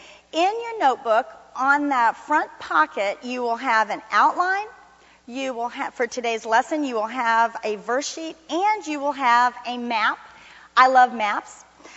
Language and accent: English; Miami, Florida, United States; moved away as an adult; now in Fort Worth, United States; Many of you know that I came from Miami, Florida to Fort Worth to go to TCU to become a nurse, my childhood dream. And I've told you some of the stories. I'd never been to Texas, didn't know anybody here.